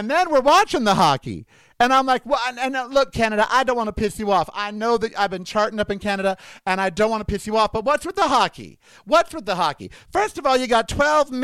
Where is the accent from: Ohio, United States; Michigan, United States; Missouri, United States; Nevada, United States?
Nevada, United States; Las Vegas; we are in my hometown of Las Vegas, Nevada.